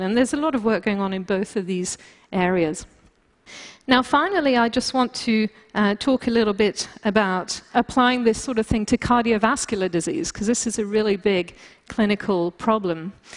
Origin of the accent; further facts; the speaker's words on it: France; moved away; also born or lived in United Kingdom; being British uh, and, and, also growing up in France, I tend to be very uh, blunt